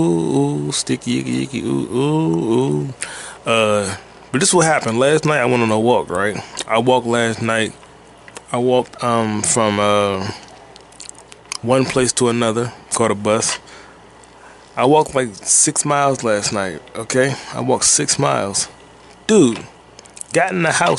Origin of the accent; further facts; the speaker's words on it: United States; I'm an American